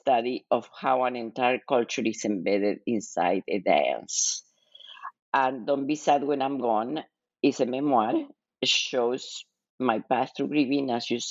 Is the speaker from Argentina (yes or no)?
yes; Buenos Aires, Argentina; moved away as an adult; also born or lived in Kansas City; now in United States; I was born and raised in Argentina